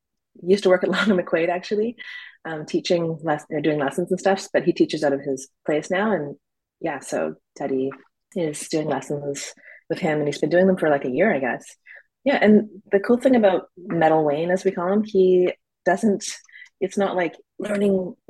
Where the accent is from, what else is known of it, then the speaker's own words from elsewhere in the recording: Burnaby, British Columbia, Canada; also born or lived in Victoria, British Columbia; now in Vancouver, Canada; I grew up in Burnaby, actually.